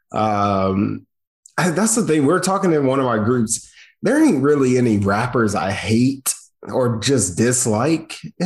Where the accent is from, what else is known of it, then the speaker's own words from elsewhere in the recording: the South, United States; I'm from the South